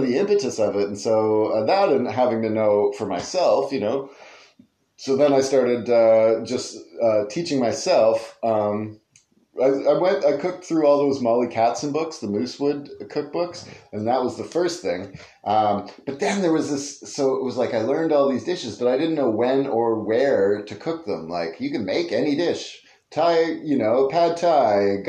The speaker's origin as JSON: {"language": "English", "town": "Belleville", "region": "Ontario", "country": "Canada", "tie": "born or raised there", "also_born_or_lived": "British Columbia / California", "said": "I grew up in Belleville, Ontario, close to here"}